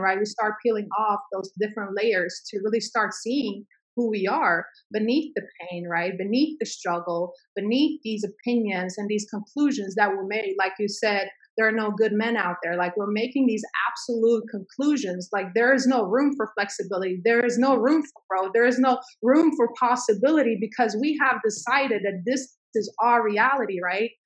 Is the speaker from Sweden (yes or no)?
yes; Sweden; now in United States; my parents had to escape a civil war i grew up in mm. sweden